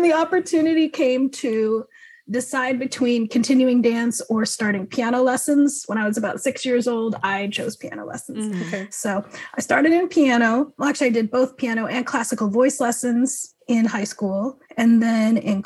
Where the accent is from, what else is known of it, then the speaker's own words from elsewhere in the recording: Snohomish, Washington, United States; also born or lived in Kolkata, India; now in Seattle, United States; raised in Snohomish, Washington